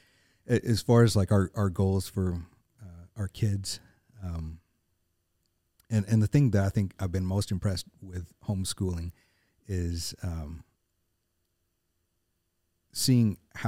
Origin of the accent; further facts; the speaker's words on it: Arkansas, United States; also born or lived in Murfreesboro, Tennessee; now in Nashville, United States; I was born in Murfreesboro, grew up in Northeast Arkansas, but we were my whole time growing up. We always came back to Middle Tennessee, and so for me, this felt like coming home.